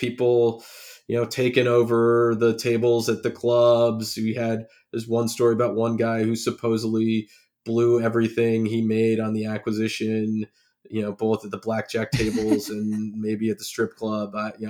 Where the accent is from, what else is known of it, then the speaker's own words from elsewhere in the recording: California, United States; I grew up in the Bay Area, you know, south of San Francisco, and had a, you know, nice suburban life and, you know, good family life.